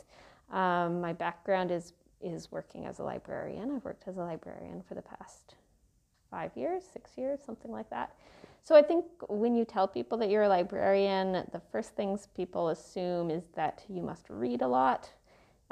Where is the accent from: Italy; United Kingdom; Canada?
Canada; Victoria, British Columbia; moved away as an adult; also born or lived in Halifax, Canada; now in Brandon, Canada; I grew up in Victoria, BC, on the West Coast, and my parents still live in the house that I grew up in, so that's definitely home